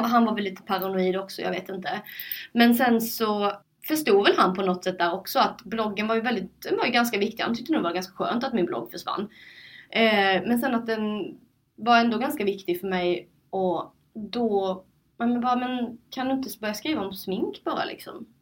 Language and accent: Swedish; Sölvesborg, Blekinge, Sweden; moved away; also born or lived in Linköping; jag flyttade till Linköping och jag ville att mina vänner hemma i Sölvesborg, min familj och släkt skulle veta vad jag sysslade med